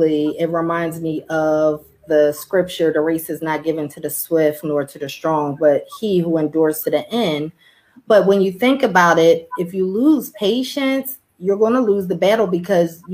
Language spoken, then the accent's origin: English; Philadelphia, Pennsylvania, United States; So I'm originally from Philadelphia, where I grew up. I was born and raised in North Philadelphia.